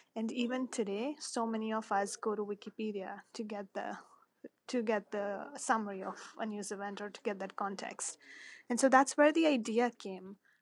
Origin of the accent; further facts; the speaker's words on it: Mumbai, Maharashtra, India; moved away as an adult; I was born and raised in Mumbai